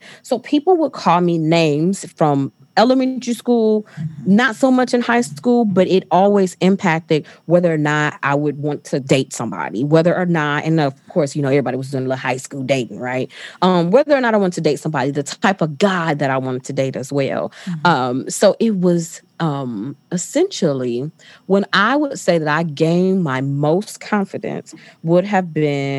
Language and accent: English; Detroit, Michigan, United States; I am from Detroit. Probably should share that, but I'm from Detroit. So I went to one of the big three.